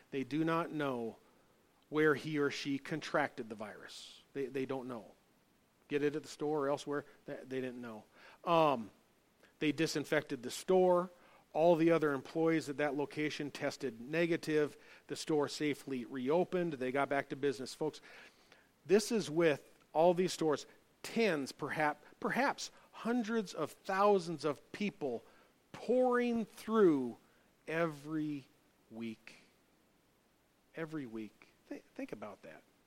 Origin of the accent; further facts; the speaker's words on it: United States; as an American.